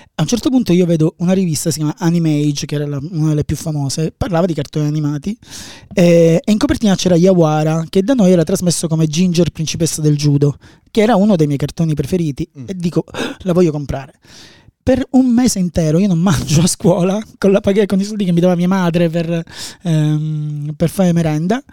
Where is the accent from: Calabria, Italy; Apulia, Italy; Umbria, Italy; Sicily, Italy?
Sicily, Italy; Palermo; io vengo da Palermo. A Palermo c'era questa fumetteria, quando avevo 14, 13 anni